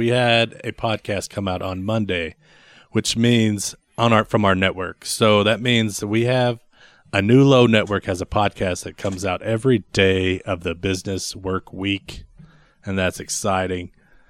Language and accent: English; Texas, United States; I'm from Texas.